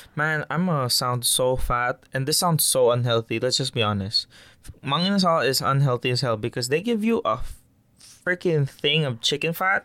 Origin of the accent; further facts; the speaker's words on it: Philippines; moved away; I'm Filipino and I grew up with it